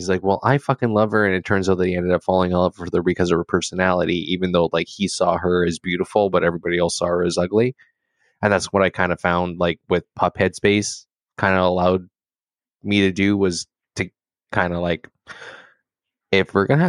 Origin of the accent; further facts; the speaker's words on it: California, United States; growing up in California